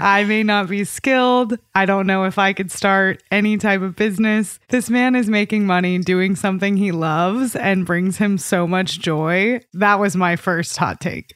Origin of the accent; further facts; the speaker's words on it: Austin, Texas, United States; I'm from Austin, and we have a ton of mosquitoes, too